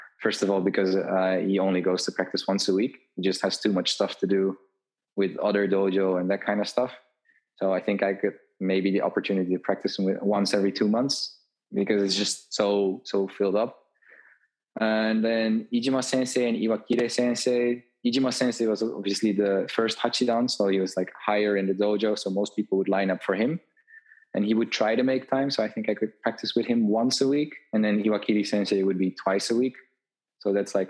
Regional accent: Tilburg, North Brabant, Netherlands; also born or lived in Japan; I went back to the south of the Netherlands, to my hometown

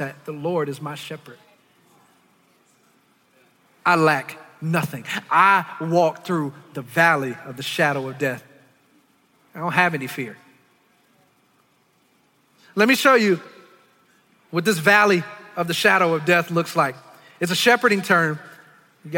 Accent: Detroit, Michigan, United States; I grew up in Detroit. I'm from the hood

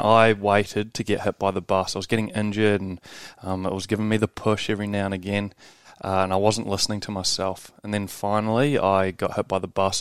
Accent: New Zealand; moved away as an adult; also born or lived in Scotland / Gold Coast, Australia; now in Australia; growing up in New Zealand, then I got a rugby scholarship to here to Bond University, uh, and then I got a rugby contract when I was 21 back in my home country of birth in Scotland

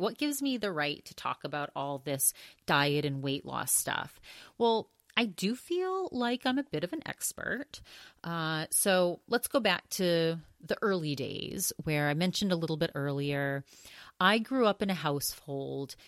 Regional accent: Augusta, Maine, United States; the very last restaurant that he owned where I was really little and kind of grew up in that restaurant, It was an Augusta, Maine.

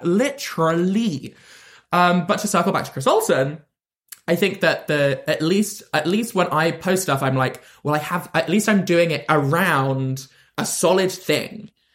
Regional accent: London, United Kingdom; I'm from London

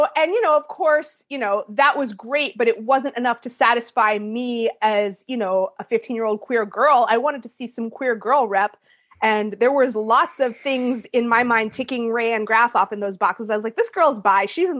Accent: Providence, Rhode Island, United States; I mean, for New England, I grew up in Providence, Rhode Island, but you know, it's a college town.

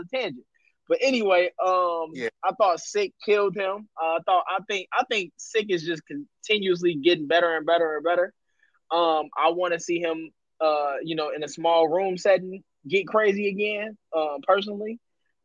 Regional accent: Chicago, Illinois, United States; moved away; also born or lived in Laurel, Maryland; I'm from Chicago, but I used to live out in Laurel

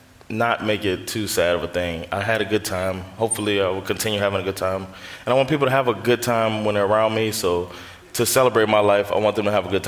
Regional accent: Florida, United States; I'm from Florida.

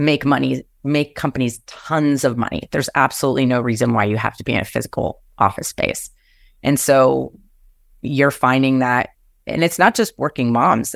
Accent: New Jersey, United States; moved away as an adult; now in Seattle, United States; growing up in New Jersey and c, cr, right outside of New York City

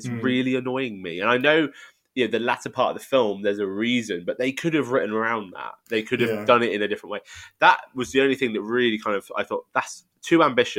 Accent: United Kingdom; And I think as a British audience, I think we'll get more out of this than you would say out of Best Christmas Ever.

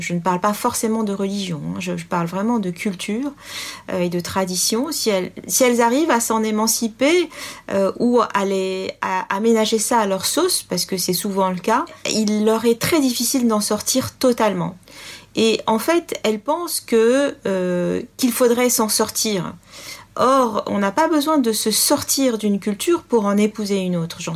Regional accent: France; Euh, moi, je suis française avant tout.

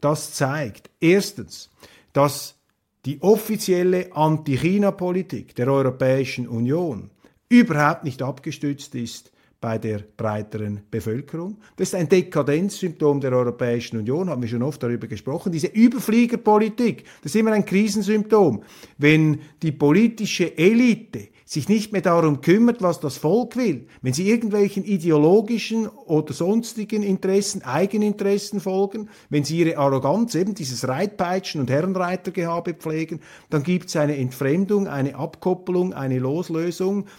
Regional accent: Switzerland; als Schweizer

